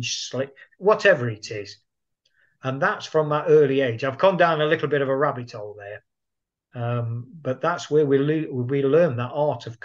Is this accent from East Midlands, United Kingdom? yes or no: yes; Nottingham, East Midlands, United Kingdom; my hometown of Nottingham